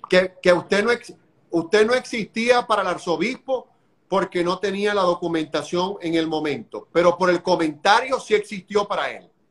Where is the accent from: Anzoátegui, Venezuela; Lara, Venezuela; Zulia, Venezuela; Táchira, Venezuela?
Zulia, Venezuela; Maracaibo; now in Orlando, United States; De, Maracaibo, de la, de, la limpia, por allá.